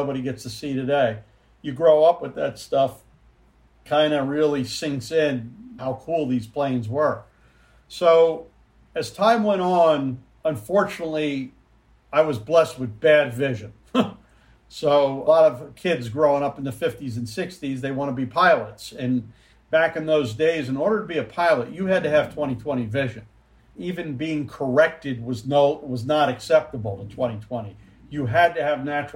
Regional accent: Philadelphia, Pennsylvania, United States; I grew up actually in the Philadelphia area

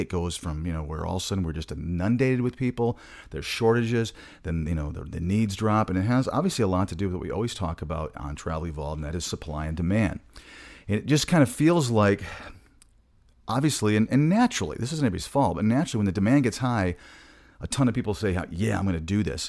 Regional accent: Michigan, United States; moved away; I'm originally from Michigan, so I talk quick sometimes

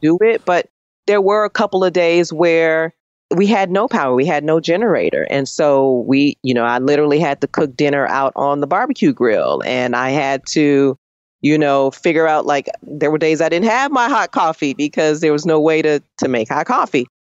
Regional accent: Chicago, Illinois, United States; moved away; I'm from Chicago

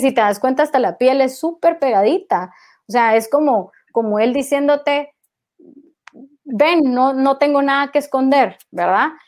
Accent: Guatemala; yo nunca salí de Guatemala, todo lo construí desde acá.

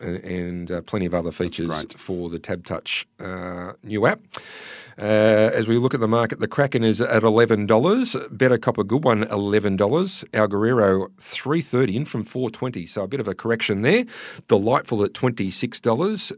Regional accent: Newcastle, New South Wales, Australia; now in Western Australia, Australia; Newcastle, my hometown

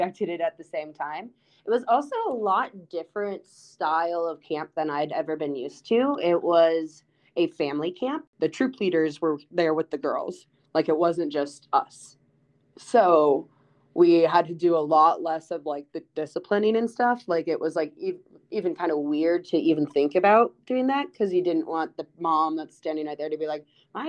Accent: Iowa, United States; growing up in Iowa

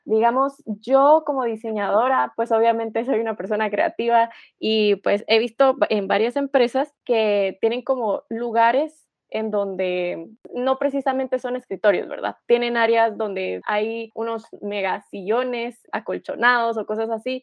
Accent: Guatemala; nosotros que somos guatemaltecos

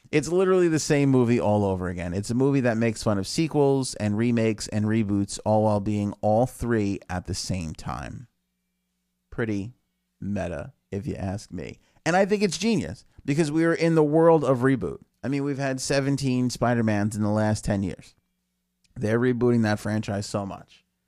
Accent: New York, United States; I'm from New York.

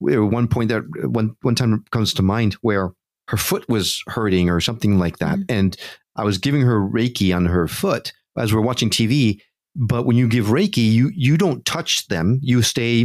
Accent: New York, United States; also born or lived in Connecticut; I grew up in New York and Connecticut

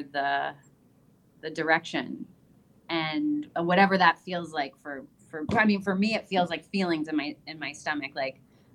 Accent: Windsor, Ontario, Canada; also born or lived in New York City; now in Puerto Vallarta, Mexico; I grew up in Windsor, Ontario, and I went to school with what seemed like all Jewish

